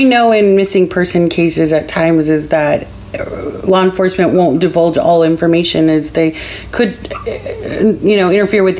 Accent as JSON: {"language": "English", "area": "Central Valley", "region": "California", "country": "United States", "tie": "born or raised there", "said": "personally growing up in the Central Valley, Sonora and all of that surrounding area, it's kind of rough."}